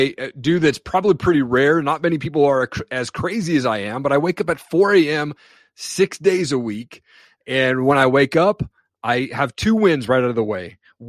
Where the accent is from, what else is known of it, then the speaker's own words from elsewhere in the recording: Washington, United States; So, you know, I grew up in Eastern Washington.